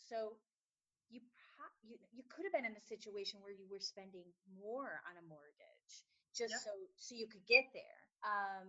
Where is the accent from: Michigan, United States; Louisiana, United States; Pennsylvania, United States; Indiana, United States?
Michigan, United States; now in Netherlands; I come from Michigan